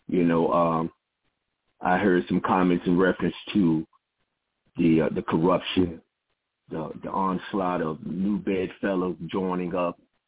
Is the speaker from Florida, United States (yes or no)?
yes; Panama City, Florida, United States; now in Washington, D.C., United States; I'm from Panama City, and I stay in the Washington, D.C. area.